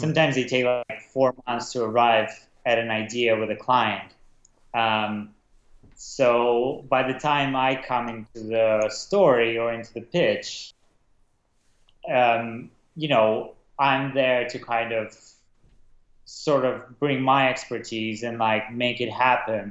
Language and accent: English; Prague, Czechia; moved away as an adult; also born or lived in Russia / London; I was born in Russia as a kid um, I moved to Prague, um, and that's where I kind of grew up, Prague, Czech Republic.